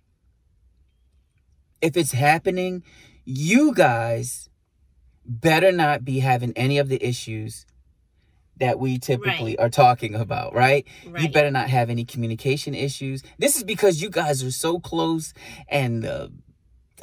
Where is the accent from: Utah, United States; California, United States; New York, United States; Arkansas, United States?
New York, United States; New York City; also born or lived in Puerto Rico; as a New Yorker, you know, it's like, you know, I grew up, you know, saying B